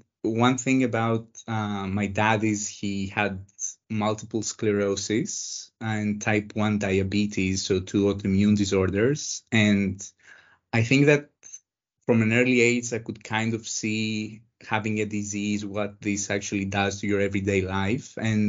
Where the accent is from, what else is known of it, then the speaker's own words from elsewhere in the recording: Thessaloniki, Central Macedonia, Greece; I grew up in Thessaloniki, Greece. Thessaloniki is the second largest city in Greece. It's in the northern part of Greece.